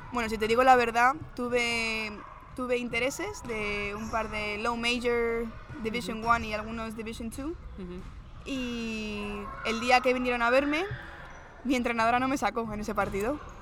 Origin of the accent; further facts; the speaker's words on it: Madrid, Community of Madrid, Spain; also born or lived in Maryland / West Virginia / New Jersey; yo al final soy de Madrid